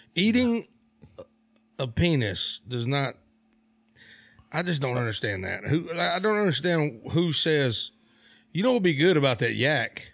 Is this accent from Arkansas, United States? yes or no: yes; Blytheville, Arkansas, United States; also born or lived in Memphis, Tennessee; I was born in Memphis and then raised in Blyville, Arkansas